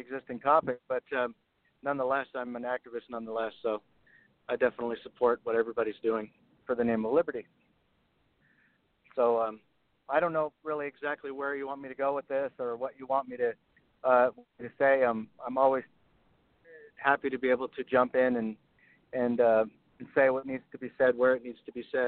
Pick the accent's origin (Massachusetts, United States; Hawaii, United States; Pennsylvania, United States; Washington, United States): Hawaii, United States; I grew up in Hawaii and surfing and all that kind of stuff.